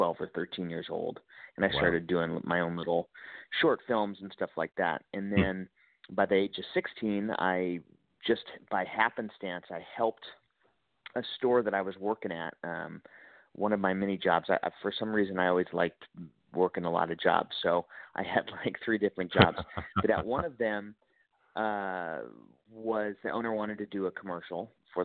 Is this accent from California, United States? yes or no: yes; Chico, California, United States; also born or lived in Santa Barbara, California; I was born in Santa Barbara, but I didn't grow up there. I grew up in Northern California, a small little town, Chico, California